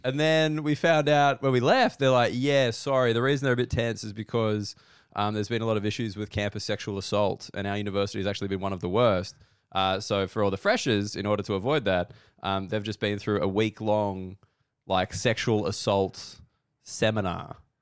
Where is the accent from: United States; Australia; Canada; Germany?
Australia; As an Australian